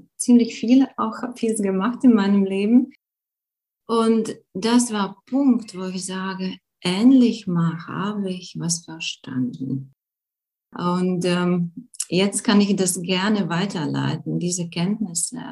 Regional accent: Latvia; German is a second language; moved away as an adult; now in Germany; bin Lettin, wirklich. Ich bin in Lettland geboren, aber schon seit, hm, ja, schon seit äh, zehn Jahren lebe ich in Deutschland

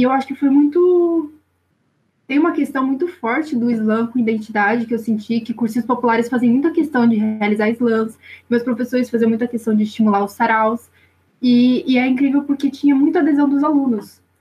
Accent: São Paulo, Brazil; eu sou aqui da zona sul de São Paulo, não sou do extremo sul, sou aqui do Jabaquara

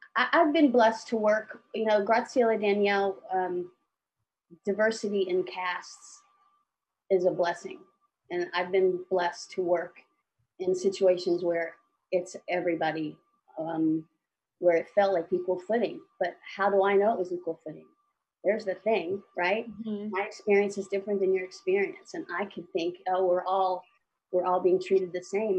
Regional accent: Alabama, United States; moved away as an adult; also born or lived in Dallas / New York; I grew up in Alabama

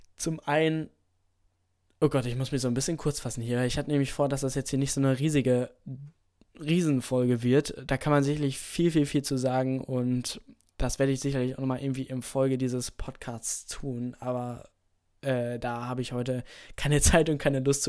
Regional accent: Germany; hier bei uns in Deutschland

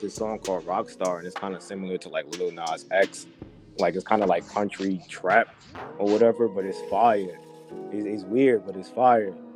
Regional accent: New York, United States; I'm from New York. I'm a New York dude

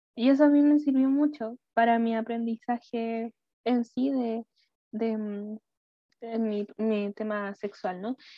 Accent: Chile; soy de Chile

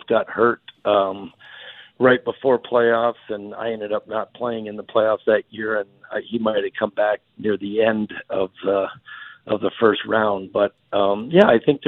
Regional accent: Canada; growing up in Canada

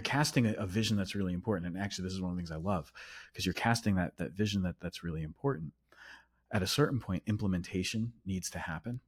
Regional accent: United States; I'm American.

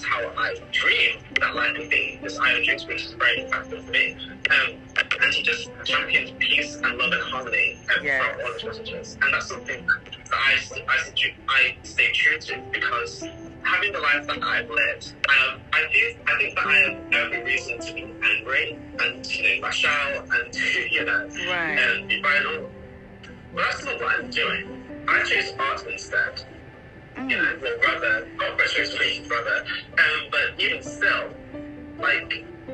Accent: Nottingham, East Midlands, United Kingdom; moved away as an adult; now in London, United Kingdom; I was born in Nottingham, a little city right in the middle of England. And I grew up in a town just outside of that called Huntington.

